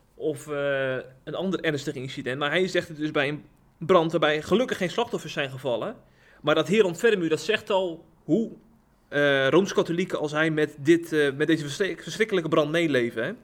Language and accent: Dutch; Rotterdam, South Holland, Netherlands; ik ben in Rotterdam geboren